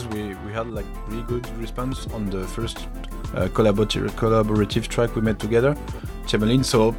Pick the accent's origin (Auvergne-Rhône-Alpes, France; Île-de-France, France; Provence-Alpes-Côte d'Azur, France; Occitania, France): Auvergne-Rhône-Alpes, France; Grenoble; I'm from Grenoble, near the French Alps.